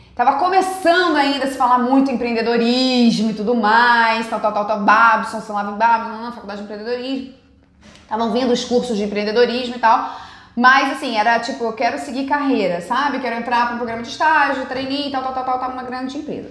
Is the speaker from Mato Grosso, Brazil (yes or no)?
no; Rio de Janeiro, Brazil; also born or lived in Tahiti, French Polynesia; eu estudei no colégio francês aqui no Rio